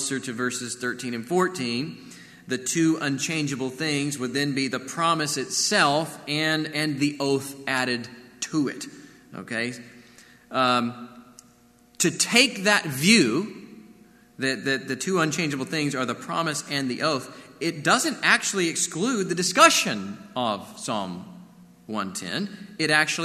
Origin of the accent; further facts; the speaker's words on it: Corpus Christi, Texas, United States; Growing up in Corpus Christi, you know, we'd sometimes watch these giant ships enter the channel